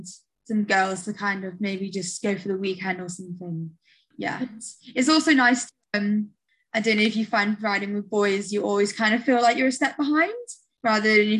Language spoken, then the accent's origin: English; United Kingdom; as a Brit